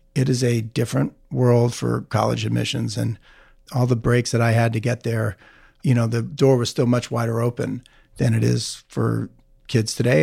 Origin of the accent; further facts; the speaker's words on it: New Jersey, United States; also born or lived in Omaha, Nebraska; I grew up in New Jersey. I was born in Omaha and moved to New Jersey when I was three